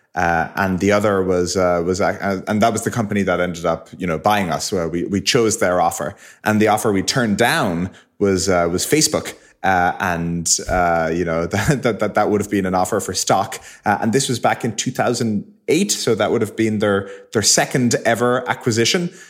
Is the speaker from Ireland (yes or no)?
yes; Ireland; moved away; we grew up in Ireland.